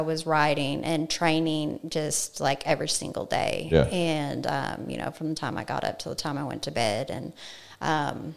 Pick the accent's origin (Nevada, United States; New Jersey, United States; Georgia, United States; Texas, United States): Nevada, United States; Las Vegas; moved away as an adult; also born or lived in Colorado; now in College Station, United States; I'm originally from Colorado. My mother actually moved us to Las Vegas when I was 9 years old. So I lived there for 17 years, was raised by a single parent